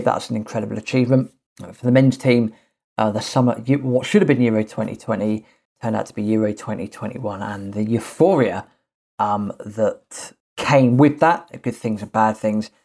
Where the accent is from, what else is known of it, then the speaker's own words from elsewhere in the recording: England, United Kingdom; being English